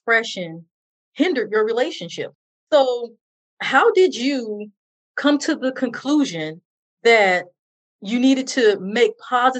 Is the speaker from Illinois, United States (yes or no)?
yes; Chicago, Illinois, United States; growing up in Chicago